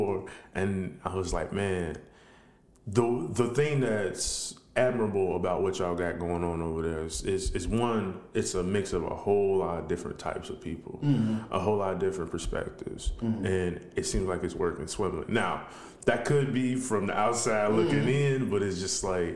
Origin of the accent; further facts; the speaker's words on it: Chicago, Illinois, United States; I'm from Chicago